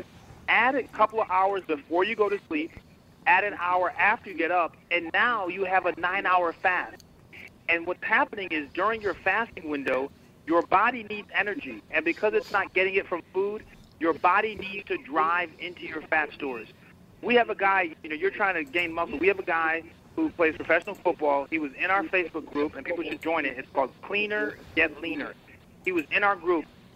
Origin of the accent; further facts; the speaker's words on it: Fairfield County, Connecticut, United States; moved away; also born or lived in Boston / New York; I actually grew up in Connecticut